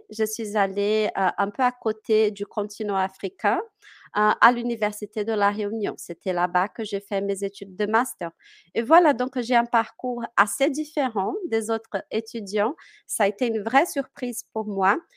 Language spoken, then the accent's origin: French; Minas Gerais, Brazil; born there; French is a second language; Moi, je suis née à Minas Gerais que c'est euh, bah, à l'intérieur du continent, dans les mmh. terres du continent. Je suis née là-bas.